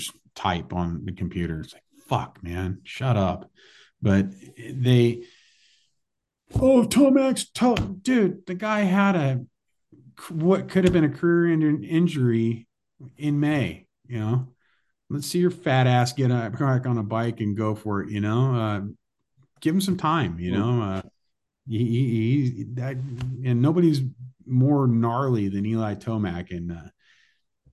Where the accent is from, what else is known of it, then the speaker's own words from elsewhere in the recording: Northern California, United States; I grew up in Northern California